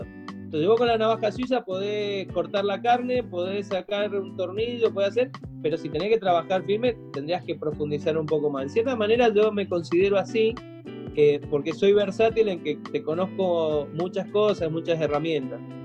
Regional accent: Mendoza, Argentina; also born or lived in Buenos Aires; yo me crié prácticamente en Mendoza

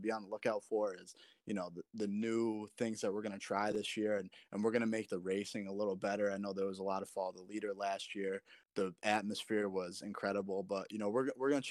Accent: Vermont, United States; I'm from Vermont too.

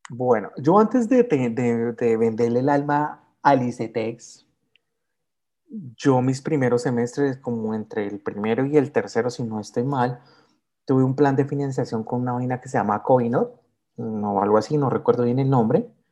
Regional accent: Soacha, Cundinamarca, Colombia; also born or lived in Bogotá; yo soy nacido en Bogotá, pero criado en Soacha

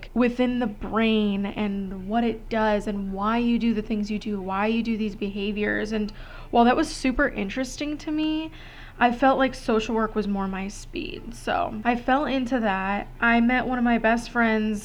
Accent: Gurnee, Illinois, United States; moved away as an adult; now in Arizona, United States; a 4-hour drive from Western to where I grew up in Gurnee, Illinois

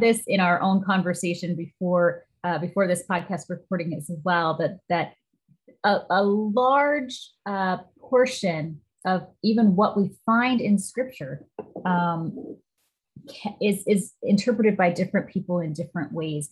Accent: Midwest, United States; now in Pacific Northwest, United States; I grew up in the Midwest

